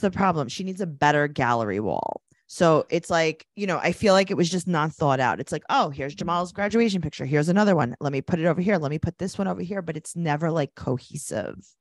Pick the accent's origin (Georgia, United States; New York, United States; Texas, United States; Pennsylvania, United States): New York, United States; New York City; We're from Queens. We don't leave